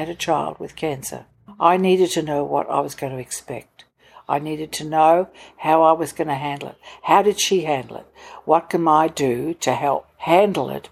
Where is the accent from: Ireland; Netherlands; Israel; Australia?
Australia; Victoria; moved away as an adult; also born or lived in Sydney, New South Wales / Hamilton, Victoria / Toowoomba, Queensland; now in Gold Coast, Australia; My father was gone for many years up in New Guinea. He was in the Air Force. My mother and I had to go and live with my grandmother in Hamilton in Victoria.